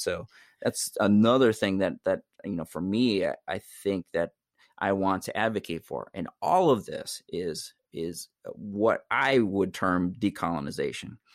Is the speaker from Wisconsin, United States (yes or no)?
yes; Wisconsin, United States; I'm, I'm Oneida, I'm from Wisconsin, my indigenous people, I'm indigenous to New York State